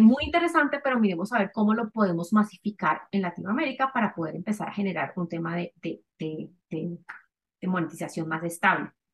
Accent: Cali, Valle del Cauca, Colombia; yo soy caleña

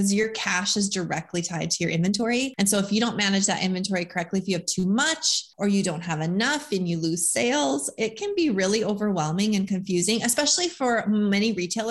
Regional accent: North Dakota, United States; moved away as an adult; now in Tennessee, United States; I am from North Dakota, born and raised. We actually live in Tennessee now.

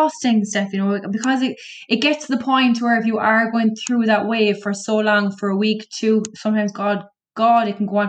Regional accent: Cork, Munster, Ireland; I'm from Cork

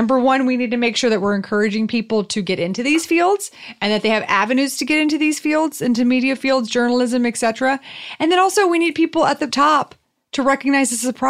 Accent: the South, United States; accent: southern; It was my southern accent.

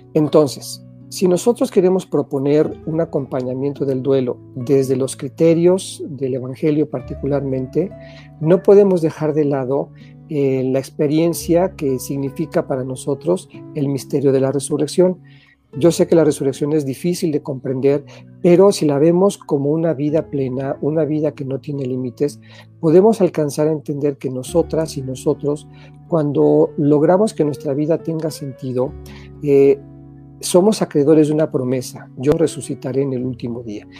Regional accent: Tlaxcala, Mexico; moved away; also born or lived in Puebla; regresamos de de mi pueblo, que es en Tlaxcala, a Puebla

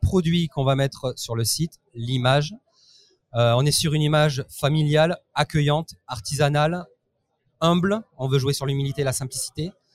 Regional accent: France; moved away as an adult; now in Italy; je n'habite plus en France, j'ai quitté la France et je suis parti vivre en Italie

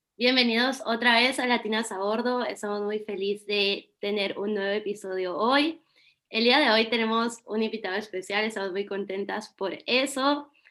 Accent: Guatemala; moved away; cuando salí de Guatemala

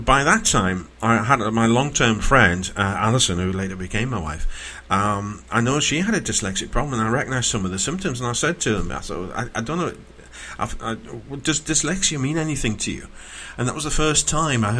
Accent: Newcastle upon Tyne, North East England, United Kingdom; I'm from Newcastle

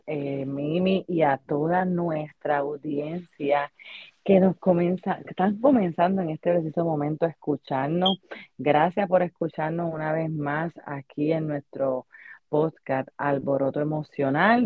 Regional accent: Puerto Rico; moved away; nosotros que venimos de Puerto Rico

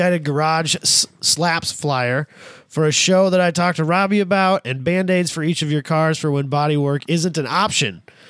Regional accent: small town Iowa, United States; born or raised there; moved away

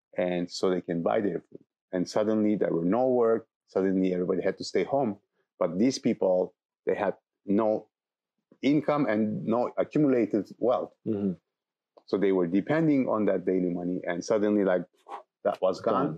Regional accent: Istanbul, Turkey; moved away as an adult; also born or lived in south of Turkey; now in Alto Paraíso de Goiás, Brazil; I'm, I'm from Istanbul and I grew up in Istanbul

